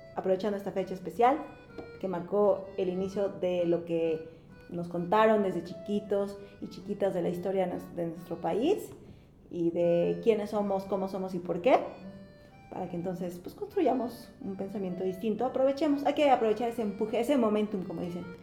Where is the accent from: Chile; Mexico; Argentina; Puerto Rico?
Mexico; nosotros como mexicanos